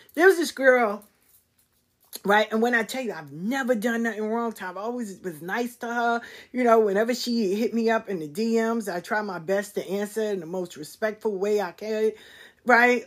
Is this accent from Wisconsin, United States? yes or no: no; New York City, New York, United States; moved away as an adult; now in Atlanta, United States; growing up in South Jamaica, sitting in the square